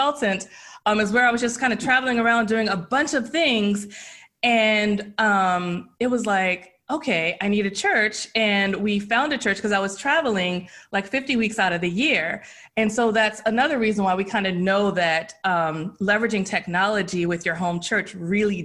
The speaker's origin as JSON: {"language": "English", "town": "Baltimore", "region": "Maryland", "country": "United States", "tie": "born or raised there", "said": "I grew up actually in Baltimore, Maryland"}